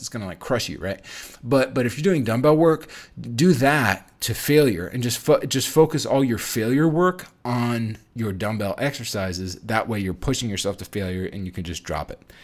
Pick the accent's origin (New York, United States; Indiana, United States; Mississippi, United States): New York, United States; moved away as an adult; also born or lived in Chicago, Illinois; I'm, I'm from New York, and we didn't have Chipotle out there in New York at the time, and I moved to Midwest.